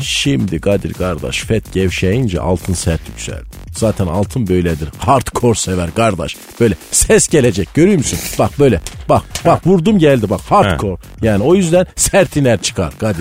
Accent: Malatya, Turkey; bizim Malatya'da herkes doğaldan esmer

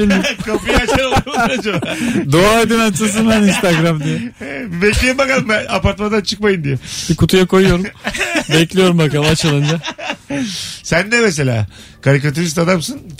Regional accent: Yozgat Province, Turkey; Yozgatlı da ben tanımadım hiç. Ben Yozgatlıyım abi.

